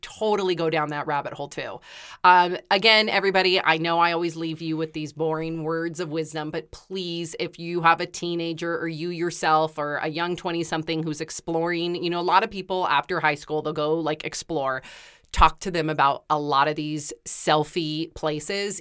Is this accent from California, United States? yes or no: yes; Santa Cruz, California, United States; I grew up in Santa Cruz with waves and I used to surf